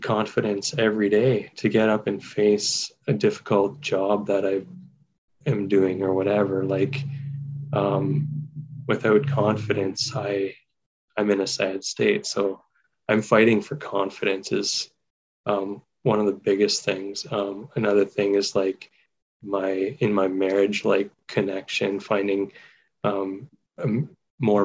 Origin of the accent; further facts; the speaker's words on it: Waterloo Region, Ontario, Canada; I grew up in Waterloo region, and that was home